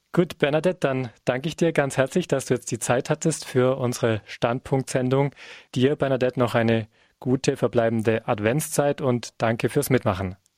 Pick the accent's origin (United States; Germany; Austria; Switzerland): Germany; Bavaria; bei uns in Bayern